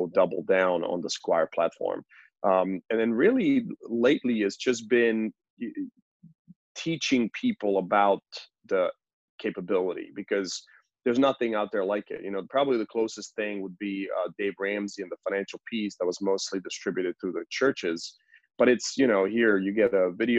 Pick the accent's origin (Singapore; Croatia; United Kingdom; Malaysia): Croatia; moved away as an adult; also born or lived in West Virginia; I came from Croatia when I was 18 and came to college